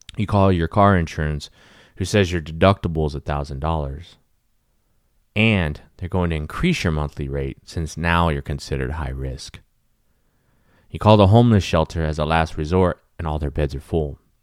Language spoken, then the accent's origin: English; Texas, United States; they were Texas cops from my home state